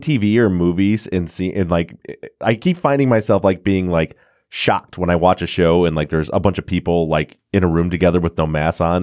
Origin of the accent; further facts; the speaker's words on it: Midwest, United States; I'm from the Midwest. We shorten everything